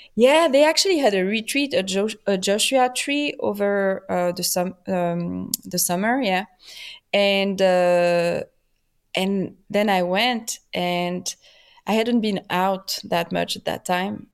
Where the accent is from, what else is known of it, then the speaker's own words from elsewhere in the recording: Paris, Île-de-France, France; accent: French; English is a second language; also born or lived in Switzerland; now in Los Angeles, United States; I was born in P, in France, in Paris. My family is French